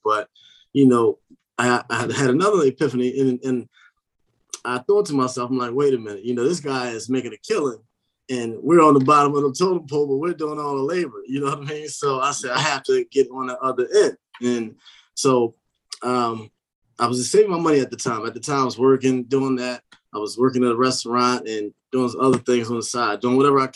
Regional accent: Philadelphia, Pennsylvania, United States; moved away as an adult; now in Maryland, United States; I'm from Philadelphia originally

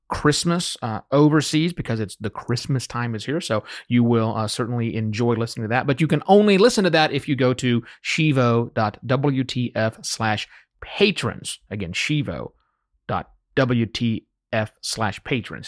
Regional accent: United States; moved away as an adult; as American citizens returning home after three and a half years living and working overseas

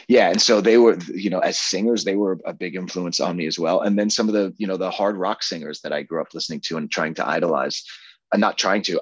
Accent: Long Island, New York, United States; moved away as an adult; also born or lived in Los Angeles, United States; the town that I grew up in on Long Island.

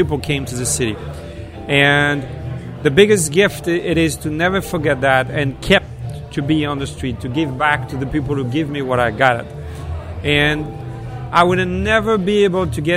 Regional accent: Normandy, France; English is a second language; moved away as an adult; also born or lived in south of France; now in New York, United States; Born in Normandy, live in the south of France, traveling all over Europe, and moved to New York for making what I'm doing.

